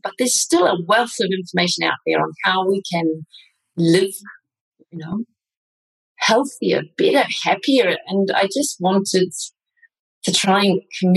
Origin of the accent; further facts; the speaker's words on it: New Zealand; moved away as an adult; also born or lived in Australia / Vienna, Austria; now in Gata de Gorgos, Spain; I was born in Australia, I grew up in New Zealand, studied, did my PhD and my clinical training in New Zealand